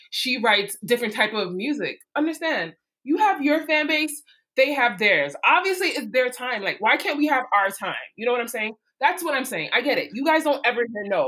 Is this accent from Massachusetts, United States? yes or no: no; New York City, New York, United States; I'm from Brooklyn